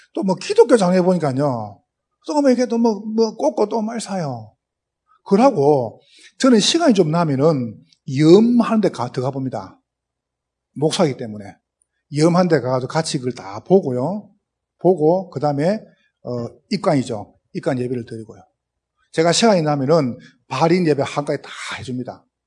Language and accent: Korean; Gyeongsang, South Korea; accent: Gyeongsang dialect; 저는 경상도 사람인데, 어, 지금도 사투리를 못 고치겠어요